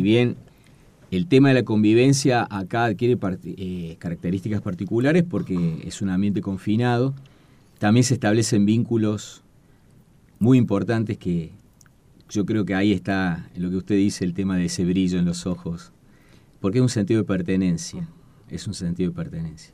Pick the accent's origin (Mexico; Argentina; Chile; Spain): Argentina; Córdoba; moved away as an adult; also born or lived in Comodoro Rivadavia, Chubut; al cumplir cinco años, nos trasladamos a la provincia de Córdoba y ahí es el lugar donde me crié. Así que yo me considero más cordobés que chubutense